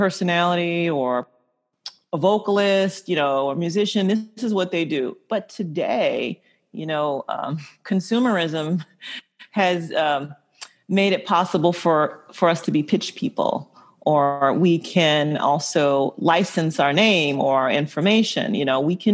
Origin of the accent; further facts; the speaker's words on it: the South, United States; I grew up in the South.